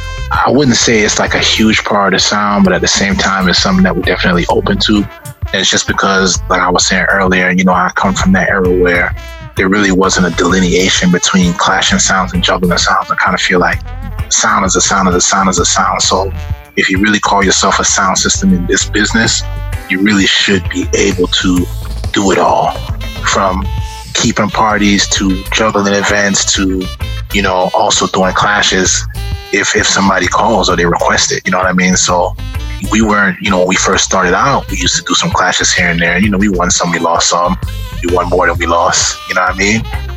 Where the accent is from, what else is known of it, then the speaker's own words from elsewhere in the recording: Trinidad & Tobago; I was like, you know, I'm from Trinidad and Tobago and Granny's from Guyana and stuff like that.